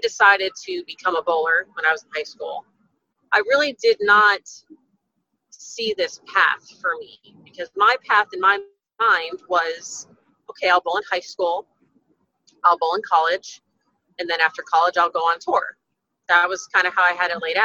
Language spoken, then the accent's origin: English; Texas, United States; my home center here in Texas, in front of my hometown, in front of my family